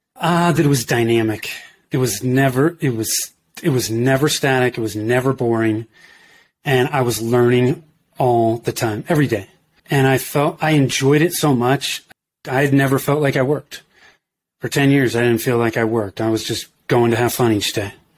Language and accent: English; Danville, California, United States; moved away as an adult; also born or lived in Oakland, California / Denver, Colorado; I grew up in Northern California in the Bay Area. So in the East Bay, uh, if you're familiar with that, I grew up in Danville. I was born in Oakland